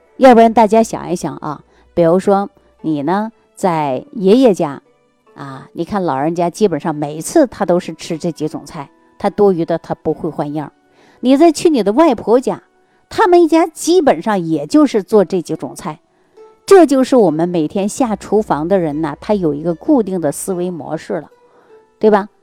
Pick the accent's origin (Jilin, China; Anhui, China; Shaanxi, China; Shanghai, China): Jilin, China; 我们老家的，呃，是吉林的